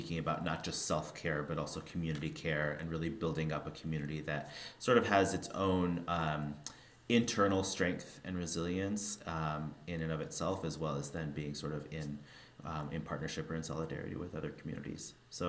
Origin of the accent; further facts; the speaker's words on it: Spokane, Washington, United States; I grew up in Spokane, Washington. So small city, very small Jewish community.